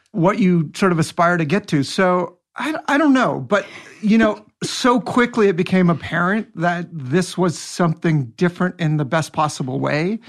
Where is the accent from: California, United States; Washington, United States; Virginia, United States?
Washington, United States; Seattle; moved away; also born or lived in Bellingham, Washington; I grew up in Seattle